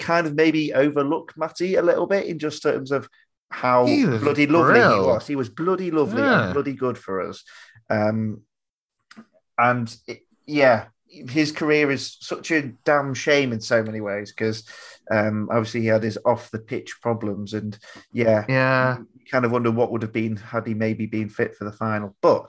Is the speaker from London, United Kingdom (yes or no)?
no; South West England, United Kingdom; born there; I was born in Cornwall.